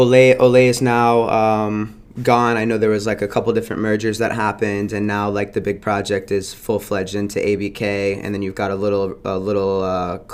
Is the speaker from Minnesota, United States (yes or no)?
no; South Florida, United States; I grew up in South Florida.